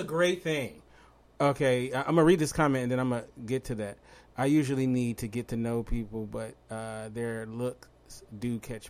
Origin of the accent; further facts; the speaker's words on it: Los Angeles, California, United States; I'm from Los Angeles.